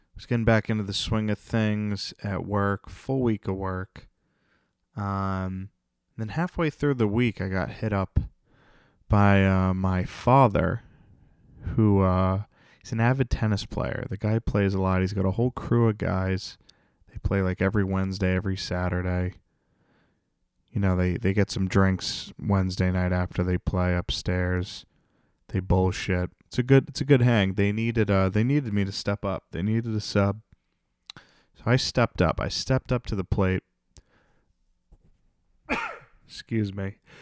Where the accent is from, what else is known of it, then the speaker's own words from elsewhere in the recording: North Attleboro, Massachusetts, United States; my hometown, North Attleboro